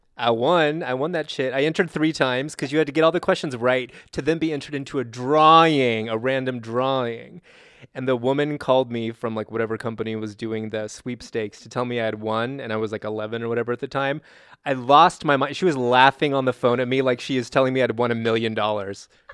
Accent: California, United States; I grew up in California

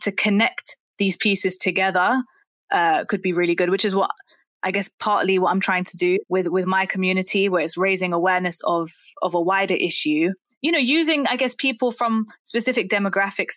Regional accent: London, United Kingdom; I grew up in Brent as well, which I think was one of the most diverse boroughs in the country even.

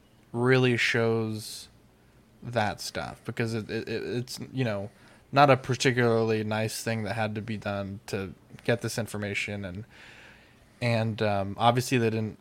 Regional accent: United States; to be American

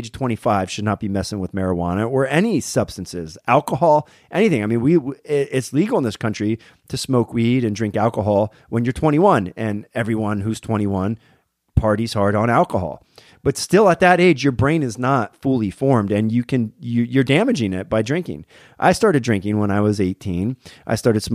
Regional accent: Berwick, Pennsylvania, United States; moved away; my hometown in Berwick, Pennsylvania

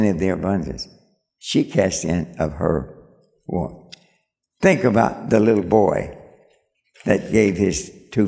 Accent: Kentucky, United States; I'm from Kentucky.

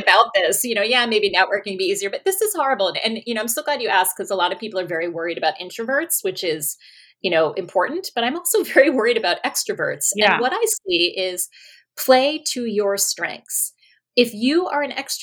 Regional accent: New York, United States; moved away; also born or lived in Australia; you're from New York

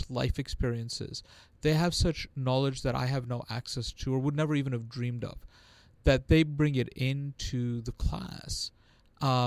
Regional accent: New York, United States; So I grew up in New York, in perhaps the time where most people recognize it for the Fort Apache, the Bronx, and the Warriors

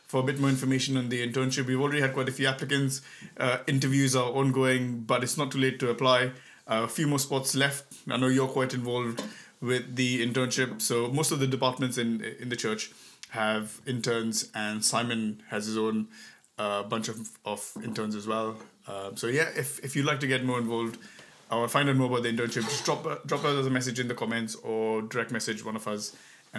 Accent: India; because I came over from India, you know

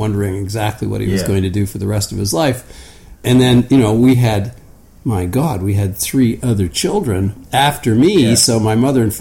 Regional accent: rural Ontario, Canada; also born or lived in Hamilton, Ontario / Sydney, Australia; I was born in Hamilton, Ontario, to a family of construction people. We actually moved to the country when I was 5 or 6. So I grew up in a fairly rural area

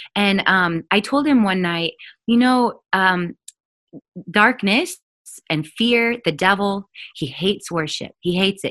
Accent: Oregon, United States; I grew up in Oregon

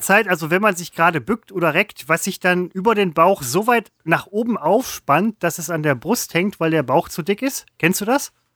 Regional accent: Velbert, North Rhine-Westphalia, Germany; ich komme aus Felber

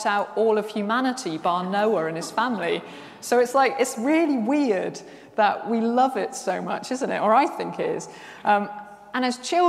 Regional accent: Worcester, West Midlands, United Kingdom; I'm from Worcester, and the flood. We used to get floods every single year in Worcester

